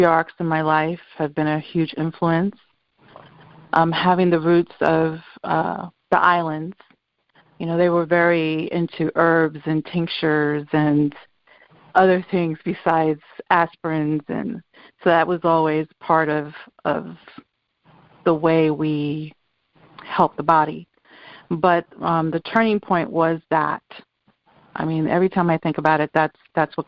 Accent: New York, United States; moved away as an adult; now in Florida, United States; I am a first generation Dominican. I was born in New York in the 60s

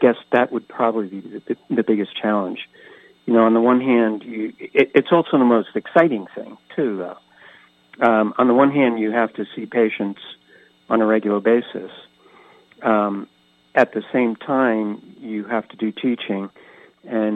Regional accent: Catskill region of New York State, United States; also born or lived in Philadelphia; now in San Diego, United States; I grew up on the East Coast in the Catskill region of New York State, but lived most of my life in Philadelphia, moving here to San Diego about 14 years ago

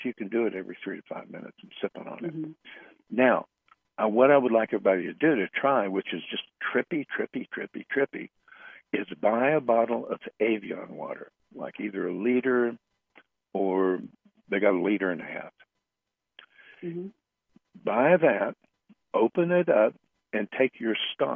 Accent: United States; I'm American.

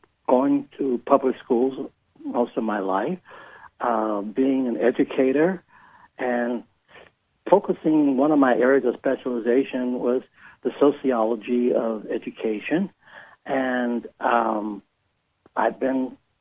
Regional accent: Detroit, Michigan, United States; moved away; I was born and raised in Detroit

